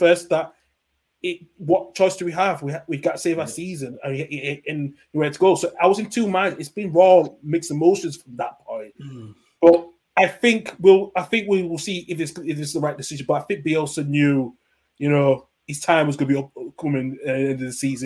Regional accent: Huddersfield, Yorkshire and the Humber, United Kingdom; now in Scotland, United Kingdom; growing up near Leeds, I was born in Huddersfield, I grew up about 15 minutes or so from Leeds.

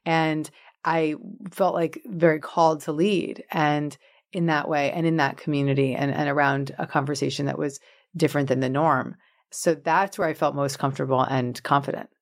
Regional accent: Larchmont, New York, United States; moved away; I grew up in Westchester County in Larchmont, New York

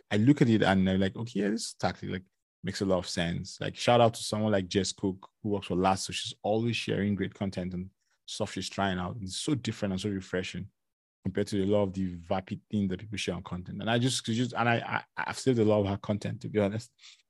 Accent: Lagos, Nigeria; now in Canada; I came from Lagos, Nigeria, where, you know, the weather is between 26, 27 degrees to like 31, 32, 33, you know?

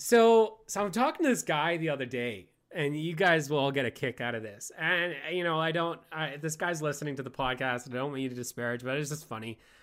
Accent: Canada; I hail from the Great White North

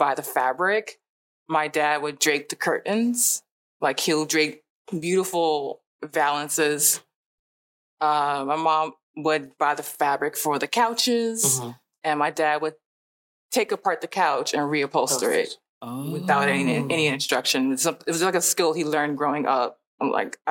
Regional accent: New York City, New York, United States; also born or lived in Harlem, New York; I was born and raised in Brooklyn, New York.

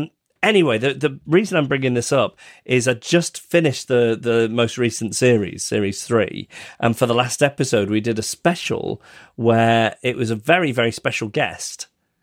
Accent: Macclesfield, North West England, United Kingdom; some years ago, Annabelle and I took some of our listeners on a trip around my hometown of Macclesfield.

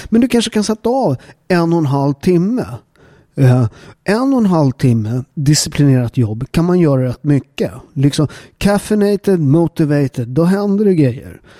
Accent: Upplands Väsby, Stockholm County, Sweden; jag är ju uppväxt i Upplands Väsby. Eh, som en förort, förort utanför Stockholm.

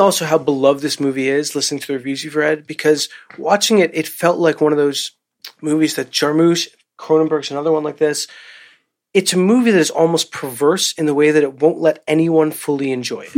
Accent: New York, United States; as a New Yorker

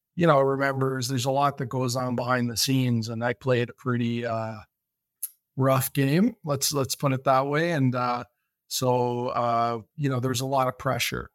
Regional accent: Welland, Ontario, Canada; also born or lived in Bahamas; I grew up in Walland, Ontario

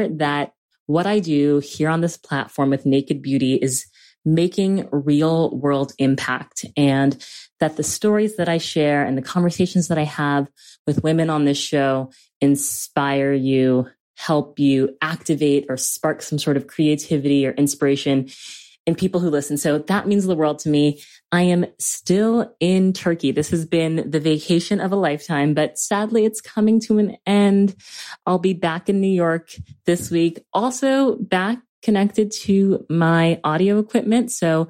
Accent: Australia; I'm the Australian version of you.

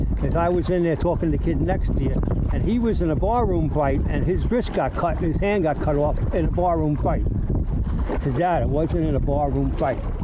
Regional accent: New York City, New York, United States; the way I went after adventure in New York City was, let's say I was about four years old, tenement, fire escapes

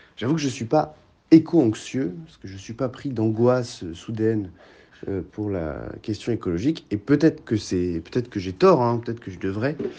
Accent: Cap de la Hague, Cotentin, Normandy, France; la pointe de la Hague, dans le Cotentin, euh, qui est par ailleurs là où j'ai grandi

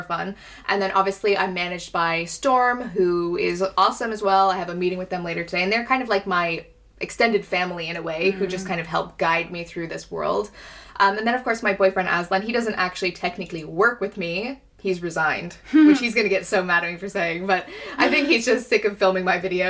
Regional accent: Canada; moved away; go back to Canada and do an event there. Yeah. In my hometown

